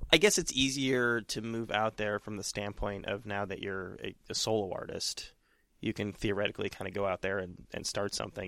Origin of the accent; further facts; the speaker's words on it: California, United States; now in New York, United States; I'm from California originally